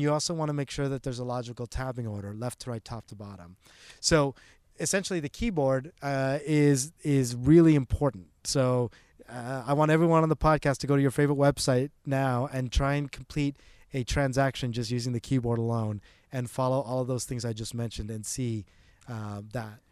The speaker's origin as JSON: {"language": "English", "country": "Canada", "also_born_or_lived": "Toronto", "moved": "as an adult", "lives_now": "Bay Area, United States", "said": "I am Canadian."}